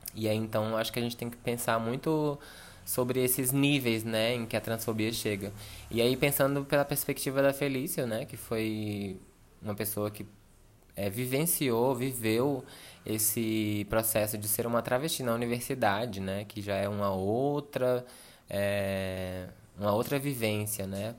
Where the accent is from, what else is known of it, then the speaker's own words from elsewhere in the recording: São Sebastião, Federal District, Brazil; sou brasiliense e, enfim, venho de uma cidade chamada São Sebastião